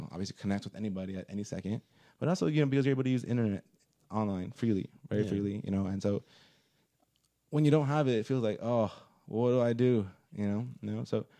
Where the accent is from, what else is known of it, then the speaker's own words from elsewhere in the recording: Los Angeles, California, United States; also born or lived in Pasadena / San Fernando Valley; I was born and raised in East Los Angeles. Mm-hmm. So, I was born in Pasadena and then raised in East Los Angeles.